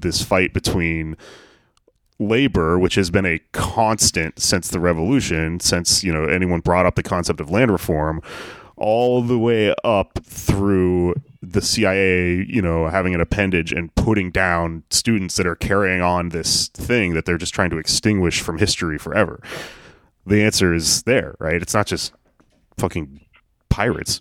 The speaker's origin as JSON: {"language": "English", "region": "Texas", "country": "United States", "tie": "born or raised there", "said": "growing up in Texas"}